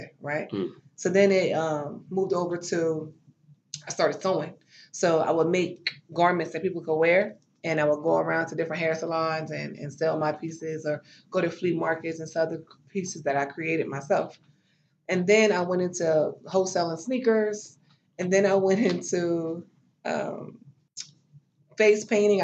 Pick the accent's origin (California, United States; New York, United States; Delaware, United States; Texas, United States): Delaware, United States; moved away as an adult; also born or lived in Atlanta, Georgia / Maryland; now in Washington, D.C., United States; I've lived in Delaware my entire life. And as an adult, I moved away for opportunity to Atlanta. And we currently live in D.C.